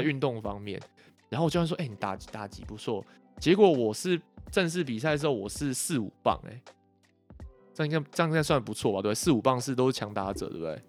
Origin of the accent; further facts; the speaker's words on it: Yilan County, Taiwan; 我是宜兰人嘛，然后那时候宜兰很强的学校是三星，三星国小，然后三星国中